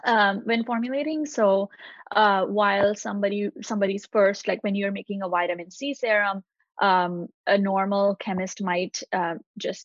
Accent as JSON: {"language": "English", "country": "India", "tie": "born or raised there", "moved": "as an adult", "lives_now": "United States", "said": "I grew up in India. I moved to the US when I was 19."}